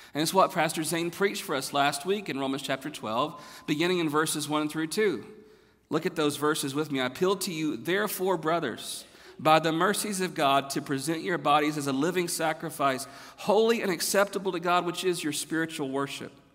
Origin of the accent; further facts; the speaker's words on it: the South, United States; moved away as an adult; now in Texas, United States; I'm from the South